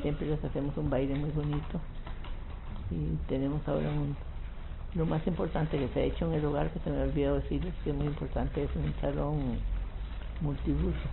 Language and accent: Spanish; Palmares, Alajuela, Costa Rica; also born or lived in San Ramón, Costa Rica; now in Alajuela, Costa Rica; yo soy de Palmares, nací en Palmares, pero fui a vivir a San Ramón.